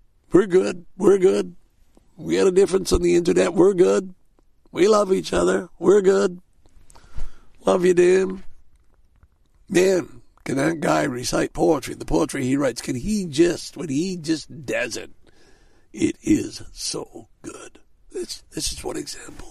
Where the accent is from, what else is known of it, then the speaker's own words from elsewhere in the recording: Canada; there's a few Canadians amongst us, and I'm proud waving that Canadian flag